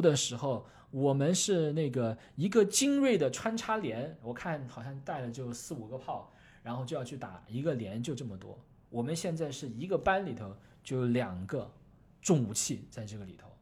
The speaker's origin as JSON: {"language": "Chinese", "country": "China", "said": "我们中国人"}